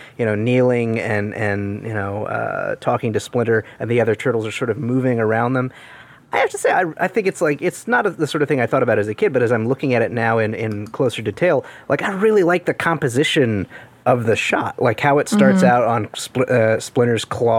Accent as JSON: {"language": "English", "region": "England", "country": "United Kingdom", "said": "I'm English."}